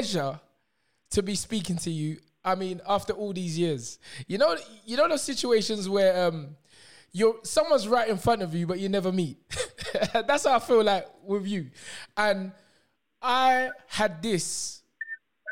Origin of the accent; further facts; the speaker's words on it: London, United Kingdom; I was born and brought up in Wheatland House in Dockenham Hill Estate